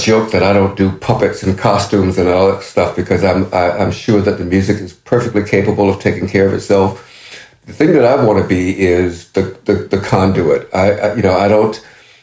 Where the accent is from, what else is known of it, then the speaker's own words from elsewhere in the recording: Norfolk, Virginia, United States; I was a young kid living in a housing project in Norfolk, Virginia, my hometown